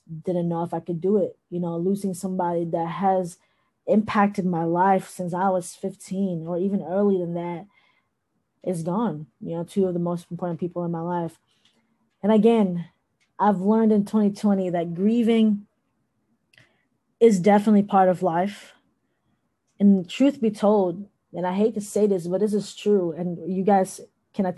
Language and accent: English; Thailand; moved away; also born or lived in Philippines; I was born in the Philippines, but I grew up in Thailand.